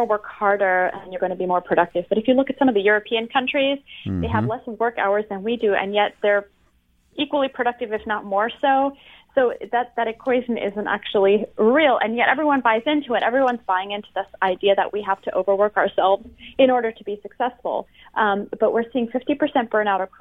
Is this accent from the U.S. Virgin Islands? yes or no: no; France; now in United States; I'm from France originally.